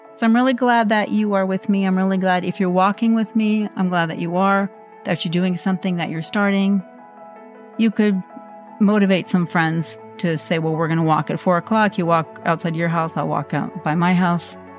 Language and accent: English; Norway; I grew up in Norway